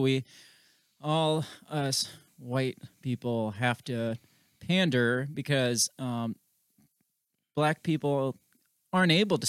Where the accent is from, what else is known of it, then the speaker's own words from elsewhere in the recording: Brooklyn, New York, United States; I'm from Brooklyn.